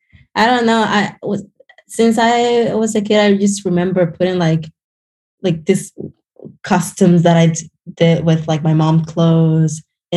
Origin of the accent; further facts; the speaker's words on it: Cuba; now in United States; So, you know, I grew up around like a very artistic family.